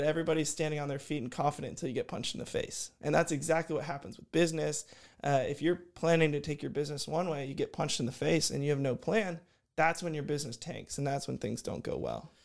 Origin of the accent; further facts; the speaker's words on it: Houston, Texas, United States; also born or lived in College Station, Texas; I'm from Houston, Texas. I, uh, grew up there